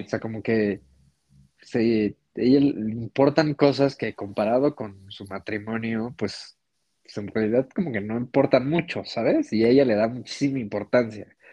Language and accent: Spanish; Mexico; nosotros que, no sé, vivimos en México